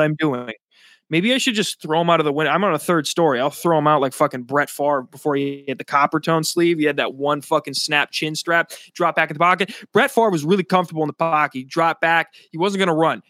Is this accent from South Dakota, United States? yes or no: yes; South Dakota, United States; now in New Jersey, United States; my home state, 'cause I'm not from New Jersey. I live in New Jersey now, but I'm from South Dakota.